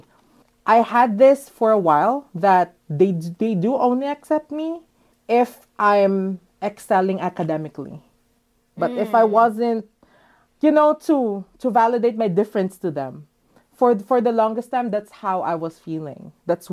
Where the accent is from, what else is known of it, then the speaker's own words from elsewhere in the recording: Manila, Metro Manila, Philippines; moved away as an adult; now in Los Angeles, United States; I was born and raised in Manila.